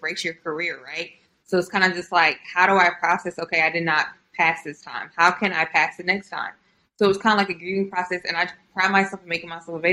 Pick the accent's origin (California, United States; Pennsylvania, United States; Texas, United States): Texas, United States; Houston; also born or lived in Austin, Texas / College Station, Texas; I'm originally from Houston, Texas, born and raised.